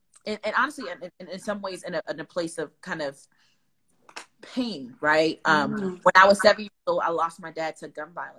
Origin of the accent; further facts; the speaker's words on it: Newark, New Jersey, United States; at my core, I'm a girl from Newark, right? Who loves her city, who loves her people